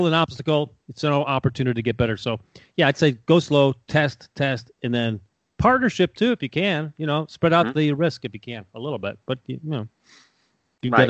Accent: Chicago, Illinois, United States; now in Tampa, United States; I was born in Chicago

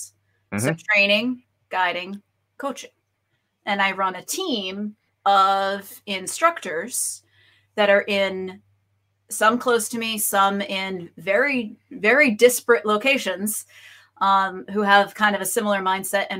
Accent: Boston, Massachusetts, United States; also born or lived in Kona; now in Florida, United States; I'm originally from Boston.

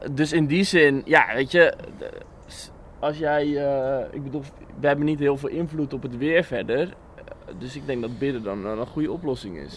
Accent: Bible Belt, Netherlands; ik ben ook opgegroeid in de Bijbelbelt

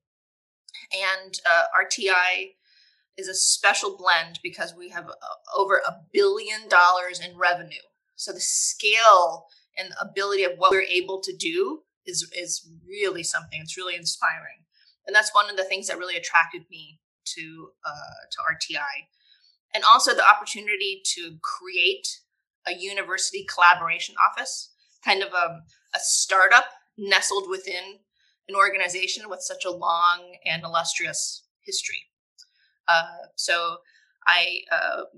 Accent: suburbs of New York, United States; now in Orange County, North Carolina, United States; I grew up in the suburbs of New York

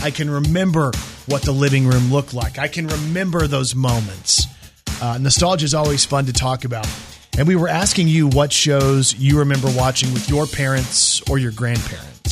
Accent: Dallas, Texas, United States; moved away; I'm from the Dallas area

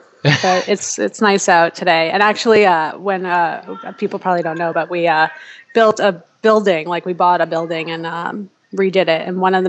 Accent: New York, United States; moved away as an adult; now in Chicago, United States; And so I'm from New York originally, so I wound up in Chicago.

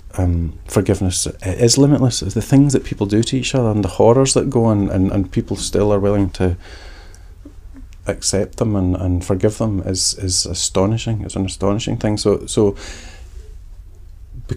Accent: Glasgow, Scotland, United Kingdom; growing up in Glasgow

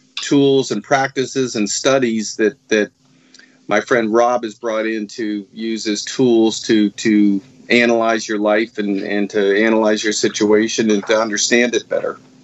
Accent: Marblehead, Massachusetts, United States; moved away as an adult; also born or lived in South Florida; I grew up in Marblehead, Massachusetts

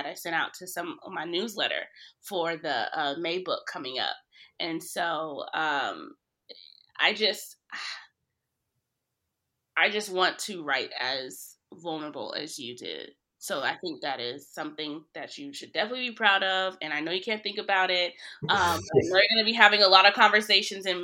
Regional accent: Fort Worth, Texas, United States; I grew up in Fort Worth, Texas

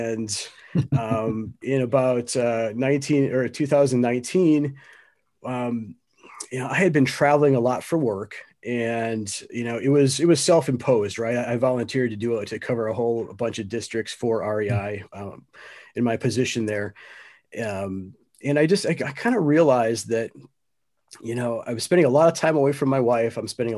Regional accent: Wisconsin, United States; You know, I grew up in Wisconsin, just south of Milwaukee.

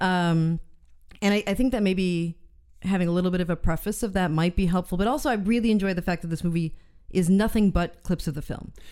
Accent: United States; as an American

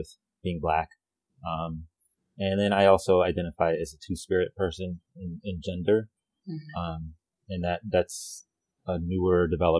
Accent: New Mexico, United States; So my family is from Puerto Rico, but I grew up in New Mexico.

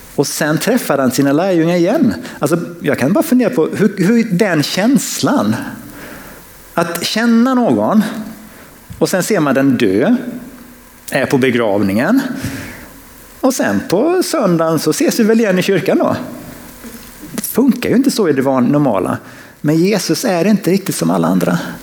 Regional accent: Sweden; som svensk

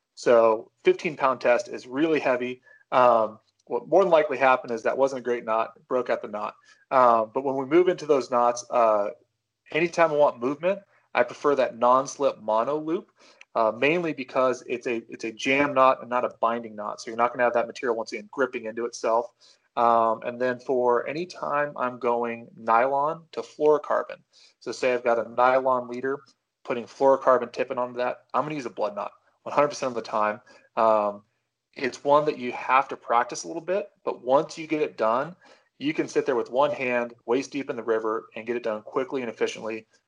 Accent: Pacific Northwest, United States; growing up in the Pacific Northwest

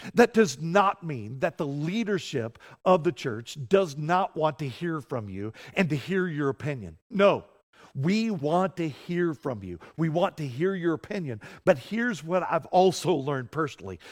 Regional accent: Colorado, United States; I'm a Coloradoan.

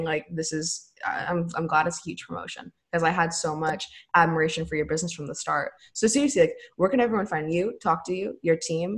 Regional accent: United States; we're both from America

